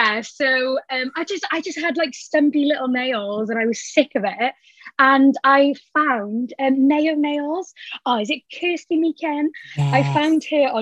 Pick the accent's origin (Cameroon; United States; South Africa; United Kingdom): United Kingdom; Cardiff, Wales; I am 23 and I'm from Cardiff. I still live at home with my mum and dad